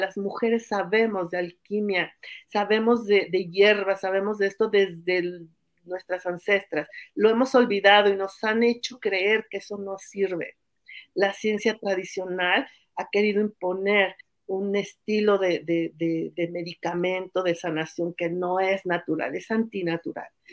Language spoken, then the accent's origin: Spanish; Mexico City, Mexico; moved away as an adult; also born or lived in Oaxaca; Nací hace 57 años en la Ciudad de México